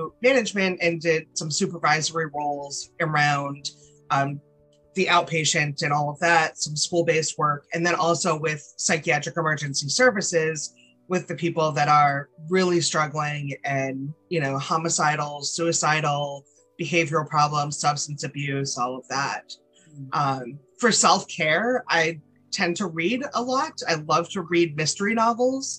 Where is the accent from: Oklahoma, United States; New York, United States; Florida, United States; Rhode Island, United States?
Rhode Island, United States; now in North Carolina, United States; I was born and raised in Rhode Island, very small town in a small state, and now living in North Carolina